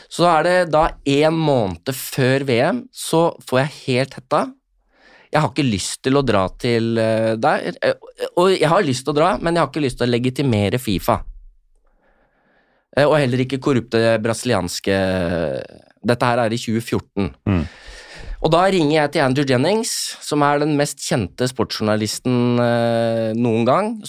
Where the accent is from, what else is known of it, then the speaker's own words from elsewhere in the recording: Norway; altså jeg som nordmann opplever jo ikke fæle ting, ikke sant?